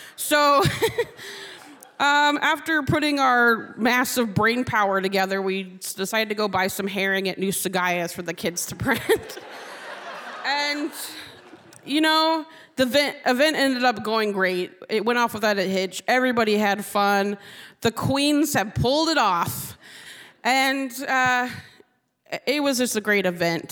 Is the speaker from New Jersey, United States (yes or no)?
no; Bristol Bay, Alaska, United States; I grew up in the Bristol Bay, which is the salmon capital of the world.